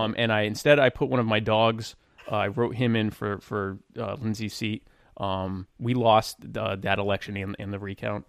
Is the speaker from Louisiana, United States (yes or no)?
no; South Carolina, United States; I'm from South Carolina.